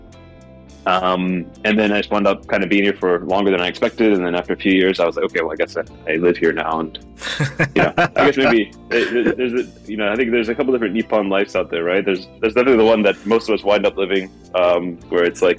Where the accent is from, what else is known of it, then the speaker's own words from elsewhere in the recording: United States; moved away as an adult; now in Osaka, Japan; I'm from the U.S. and from America